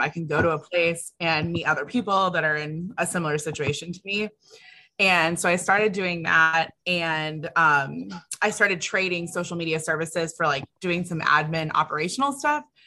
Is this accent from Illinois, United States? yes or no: no; California, United States; now in Austin, United States; I'm from California. So like we don't have hurricane season